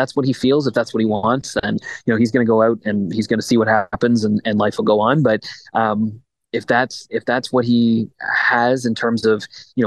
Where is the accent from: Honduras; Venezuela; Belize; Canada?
Canada; as a Canadian